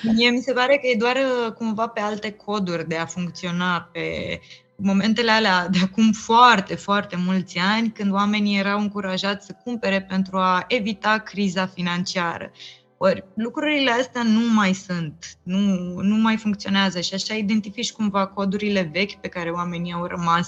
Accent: Romania; noi ca români cel puțin, pentru că am trăit experiența comunismului

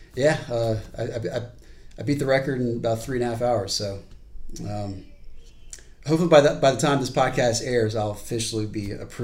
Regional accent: Charleston, South Carolina, United States; I'm from Charleston. I wasn't born here, but pretty much been here my entire life.

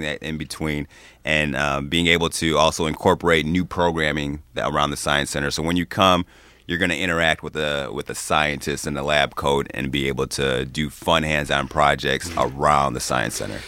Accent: Chicago, Illinois, United States; moved away as an adult; also born or lived in Ann Arbor, Michigan; now in Michigan, United States; I grew up in the western suburbs of Chicago

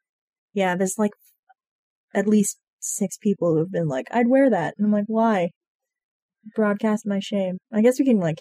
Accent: Maine, United States; I mean, we're from Maine.

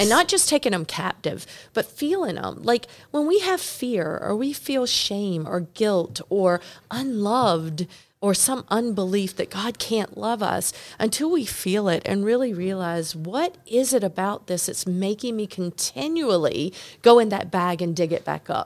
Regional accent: North Carolina, United States; I'm from North Carolina

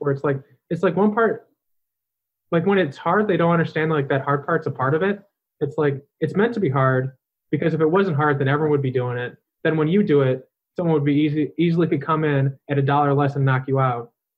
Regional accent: Chicago, Illinois, United States; I'm from Chicago, which it's just all industry, it's like all concrete

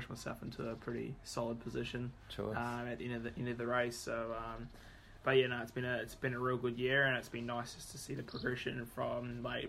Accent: Whakatane, Bay of Plenty, New Zealand; also born or lived in Taupo; I was born in Taupo, but did all my growing up as a kid in Whakatane

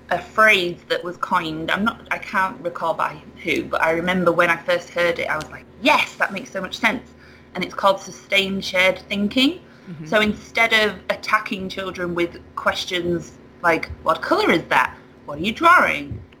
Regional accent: United Kingdom; now in United States; Um, well, I have moved from the UK to the US

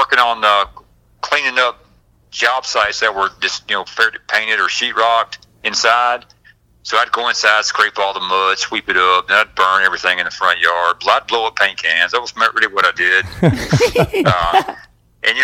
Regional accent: Forest Park, Georgia, United States; also born or lived in East Cobb, Georgia; I'm from the Forest Park, Clayton County

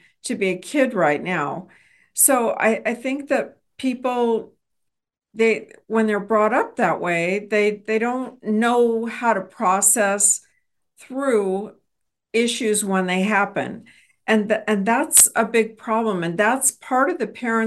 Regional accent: Texas, United States; as a Texan

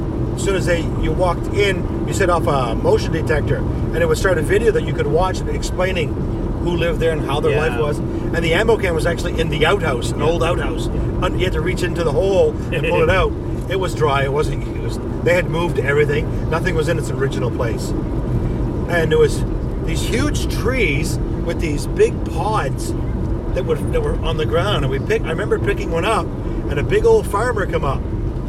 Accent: Canada; And we come from Canada

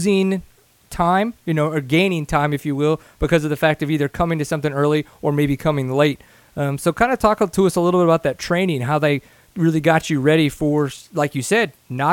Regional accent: Louisiana, United States; now in Texas, United States; I grew up in Louisiana, so there it was just tight trees, no rocks, just roots and tight trees. Moved to Texas

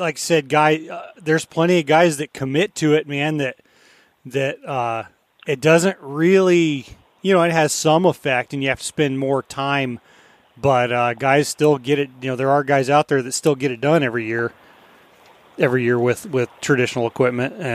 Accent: Colorado, United States; now in Alaska, United States; I grew up in Colorado

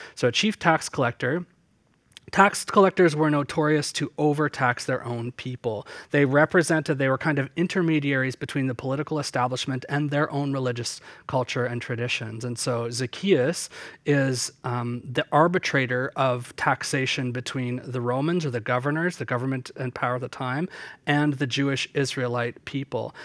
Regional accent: Southern Ontario, Canada; where I grew up in Southern Ontario.

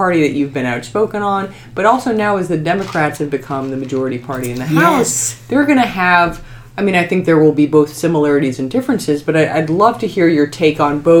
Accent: Massachusetts, United States; I'm from Massachusetts.

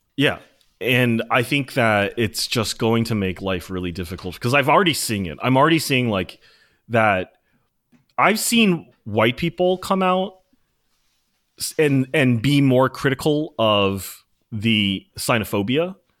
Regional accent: United States

